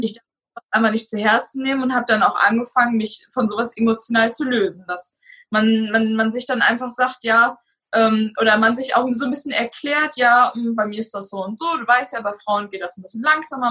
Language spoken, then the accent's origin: German; Hanover, Lower Saxony, Germany; moved away as an adult; now in Kreiswarndorf, Germany; Ich komme gebürtig aus Raum Hannover und bin zu meinem jetzigen Freund gezogen